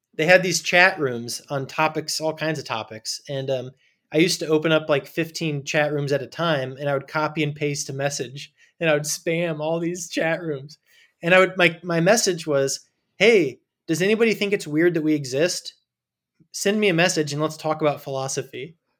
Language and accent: English; Indiana, United States; also born or lived in California; I was born in California, but I grew up in Indiana in a small town